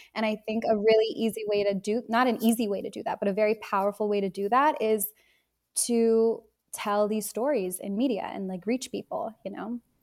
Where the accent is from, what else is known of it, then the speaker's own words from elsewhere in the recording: Bay Area, Silicon Valley, California, United States; I grew up in the Bay Area, in the Silicon Valley